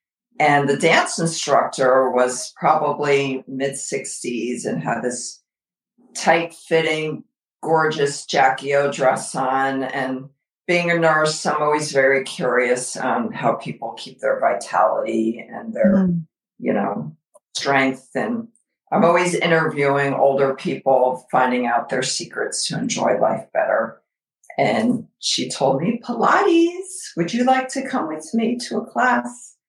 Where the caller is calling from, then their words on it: Alpharetta, Georgia, United States; Oh, we're joining you from Alpharetta, Georgia.